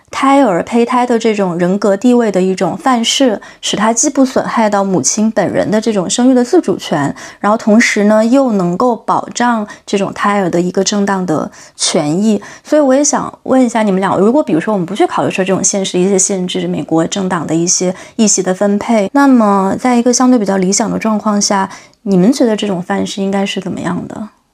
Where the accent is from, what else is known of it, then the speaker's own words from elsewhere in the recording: China; 中国这个环境下长大的